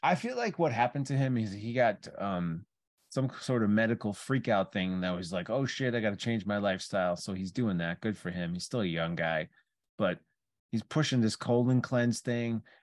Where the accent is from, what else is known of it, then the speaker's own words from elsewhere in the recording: Chicago, Illinois, United States; we're from Chicago